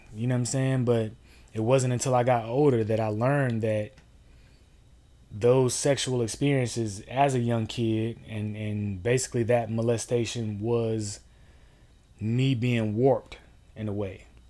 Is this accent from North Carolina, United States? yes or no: yes; Durham, North Carolina, United States; I'm from Durham, North Carolina. Um, grew up there, born and raised